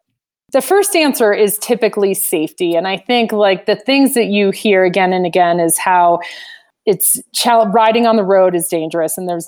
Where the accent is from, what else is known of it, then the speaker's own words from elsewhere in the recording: Fort Collins, Colorado, United States; also born or lived in Nottingham, England; now in Steamboat Springs, United States; So I grew up in Fort Collins, so Colorado native, and always knew I needed to be somewhere with the mountains in sight, and took a long path through high school, college, and, you know, lived in different states